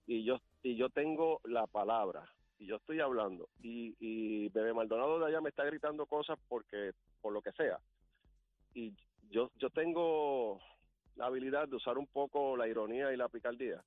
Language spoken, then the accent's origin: Spanish; Ciales, Puerto Rico; yo soy de Ciales